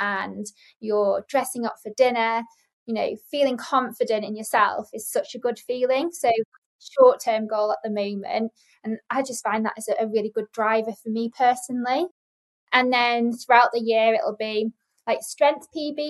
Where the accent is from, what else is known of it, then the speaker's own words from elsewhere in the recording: Lake District, North West England, United Kingdom; I'm from the Lake District, and I used to live on Lake Windermere as a child. So I'm a water baby, beautiful place to be brought up